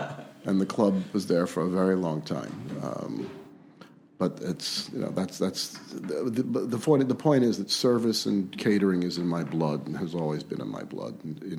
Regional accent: Philadelphia, Pennsylvania, United States; I was born in Philadelphia to a kosher catering family. My grandfather was a caterer, and my father was a caterer, and my great-uncle was a caterer.

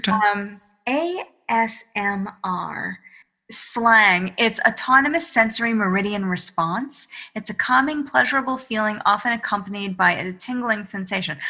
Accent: Massachusetts, United States; now in New York, United States; I call myself a masshole because I'm from Massachusetts

